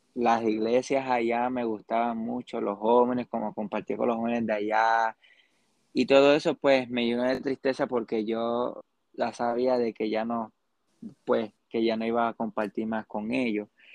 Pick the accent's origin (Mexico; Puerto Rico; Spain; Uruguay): Puerto Rico; also born or lived in Arecibo, Puerto Rico / Lares, Puerto Rico; soy de Puerto Rico. Eh, nací en Arecibo, Puerto Rico, y luego en Lares, Puerto Rico